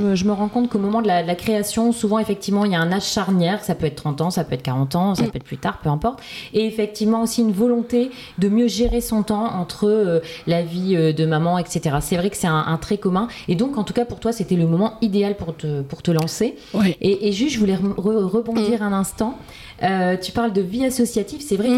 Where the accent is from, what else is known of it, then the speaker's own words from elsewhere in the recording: Lille, Hauts-de-France, France; Je suis lilloise